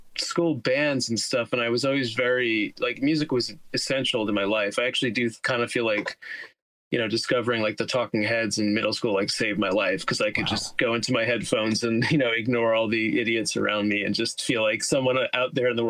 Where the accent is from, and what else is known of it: Teaneck, New Jersey, United States; now in Queens, New York, United States